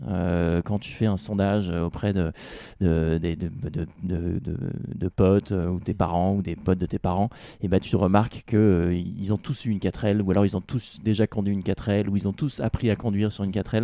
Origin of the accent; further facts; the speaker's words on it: Rouen, Normandy, France; même si c'était en Normandie, c'était chez moi, chez mes parents